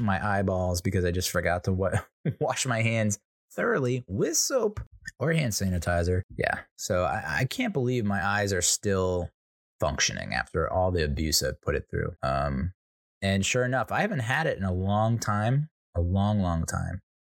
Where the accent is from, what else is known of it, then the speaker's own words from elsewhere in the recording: United States; I'm an Irish, Italian, American